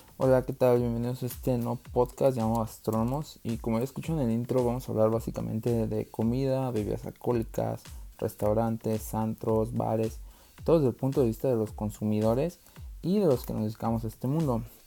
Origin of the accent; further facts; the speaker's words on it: Mexico; en nuestro país, que yo creo que todos agradecemos que vaya creciendo toda la gastronomía en México